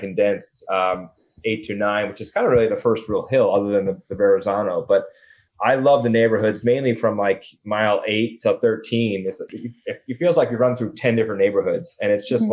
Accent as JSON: {"language": "English", "area": "Long Island", "region": "New York", "country": "United States", "also_born_or_lived": "Manhattan, New York", "moved": "as an adult", "lives_now": "Brooklyn, United States", "said": "I'm from Long Island, and and I was you know Manhattan resident for so long. Now I live in Brooklyn for the last six years"}